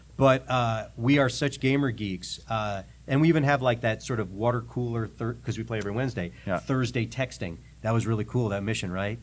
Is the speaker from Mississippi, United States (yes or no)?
no; New York City, New York, United States; moved away as an adult; now in Nashville, United States; I grew up in New York City